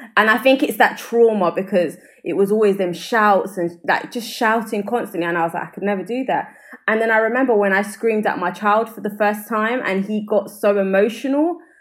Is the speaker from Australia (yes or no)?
no; London, United Kingdom; accent: South London; i'm from brixton